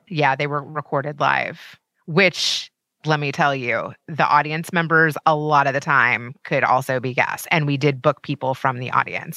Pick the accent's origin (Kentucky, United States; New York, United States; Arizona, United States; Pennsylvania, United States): Kentucky, United States; moved away; so I'm from Kentucky